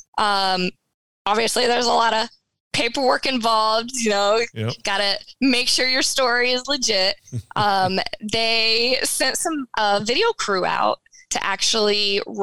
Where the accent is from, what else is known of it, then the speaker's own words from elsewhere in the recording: North Carolina, United States; we're from North Carolina